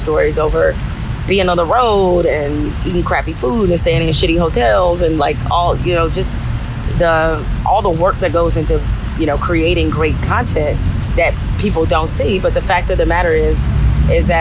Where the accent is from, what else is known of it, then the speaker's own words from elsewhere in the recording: Detroit, Michigan, United States; growing up in Detroit, you know, Canada is right across the river